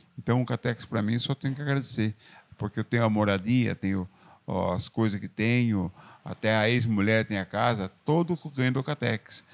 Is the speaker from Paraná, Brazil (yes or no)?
no; Porto Feliz, São Paulo, Brazil; moved away as an adult; now in Salto, Brazil; Foi nessa fazenda que eu nasci, no município de Porto Feliz